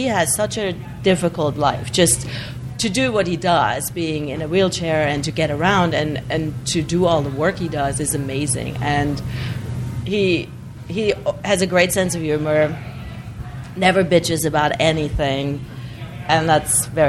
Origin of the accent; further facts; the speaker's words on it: southwest Germany, Germany; moved away as an adult; I'm from the southwest, so I'm really close to the French border.